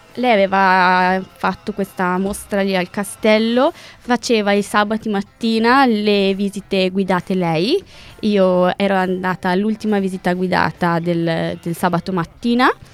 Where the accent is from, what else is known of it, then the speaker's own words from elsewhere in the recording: Piacenza, Emilia-Romagna, Italy; also born or lived in Lombardy; Io non sono di Milano, io abito vicino a Piacenza, ho fatto il liceo a Piacenza